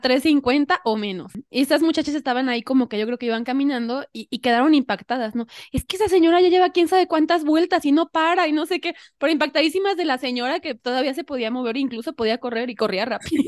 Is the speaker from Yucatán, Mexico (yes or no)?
no; Xalapa, Veracruz, Mexico; now in Mexico City, Mexico; Yo vivo ahora en la Ciudad de México, pero soy de Jalapa